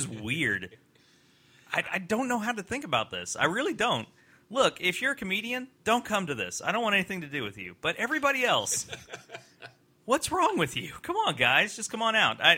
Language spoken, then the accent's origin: English; Louisville, Kentucky, United States; I grew up in Louisville.